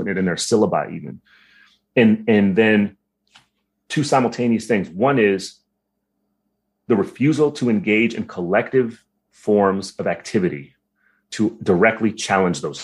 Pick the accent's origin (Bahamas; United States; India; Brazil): United States; I'm Filipino, right? So like, you know, I'm the first one that was born stateside